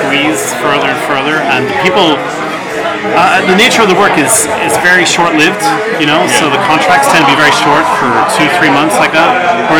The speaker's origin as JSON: {"language": "English", "town": "Belfast", "region": "Northern Ireland", "country": "United Kingdom", "also_born_or_lived": "York / London", "moved": "as an adult", "lives_now": "Paris, France", "said": "From the north of Ireland, from Belfast."}